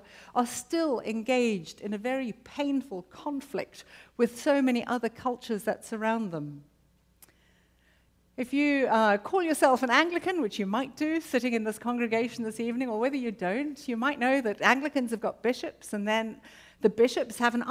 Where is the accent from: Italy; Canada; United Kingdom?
United Kingdom; now in Arlington, United States; as a Brit living in America